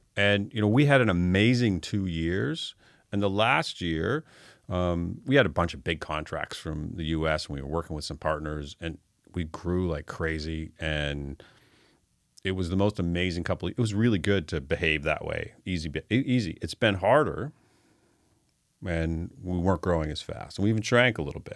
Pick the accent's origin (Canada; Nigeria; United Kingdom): Canada; Fredericton, New Brunswick; also born or lived in Toronto; now in Halifax, Canada; I was born in Fredericton.